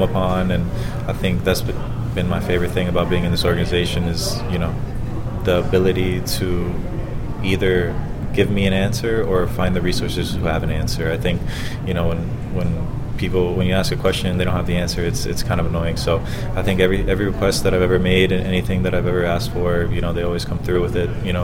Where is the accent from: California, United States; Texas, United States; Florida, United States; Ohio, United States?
Florida, United States